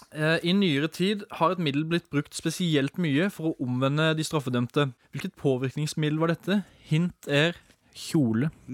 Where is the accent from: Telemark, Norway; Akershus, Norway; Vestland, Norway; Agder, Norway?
Agder, Norway; Arendal; I min bakgård hjemme i Arendal